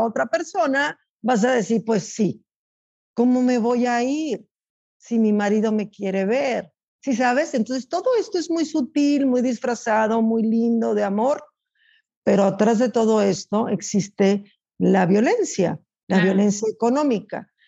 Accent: Chihuahua, Mexico; also born or lived in United States (border); now in United States; yo soy de Chihuahua

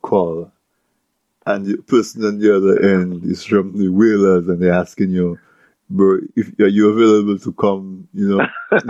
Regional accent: Dominica; growing up in Dominica in the 70s, early 80s

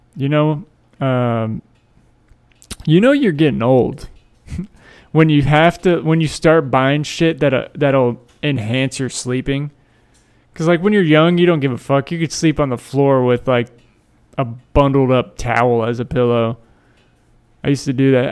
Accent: Tampa, Florida, United States; I'm from Tampa

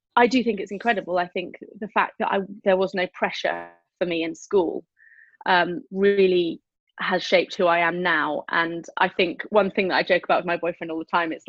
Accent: the Cotswolds, South West England, United Kingdom; I was raised in the Cotswolds

